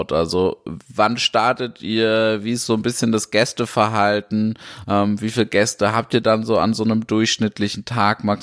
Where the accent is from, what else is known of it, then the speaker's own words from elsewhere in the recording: Karlsruhe, Baden-Württemberg, Germany; Dafür bin ich als, als ja, Karlsruher auch wirklich dankbar.